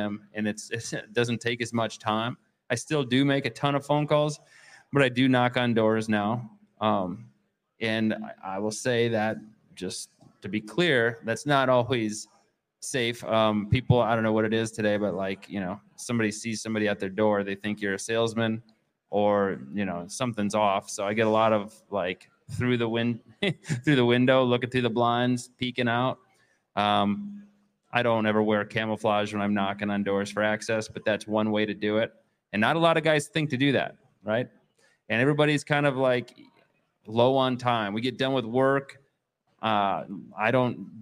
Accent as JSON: {"language": "English", "area": "Waukesha County", "region": "Wisconsin", "country": "United States", "said": "I'm from Waukesha County, southeast part of the state of Wisconsin"}